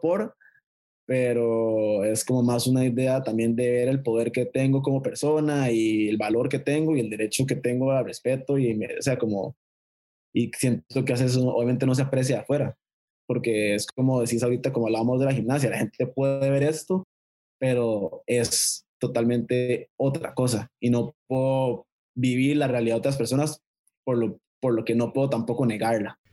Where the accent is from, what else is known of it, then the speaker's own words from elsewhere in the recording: Costa Rica; mi país